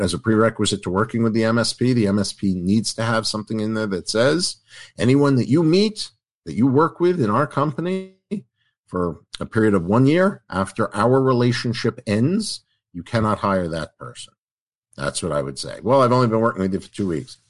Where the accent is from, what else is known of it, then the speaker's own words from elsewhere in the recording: New York, United States; I'm from New York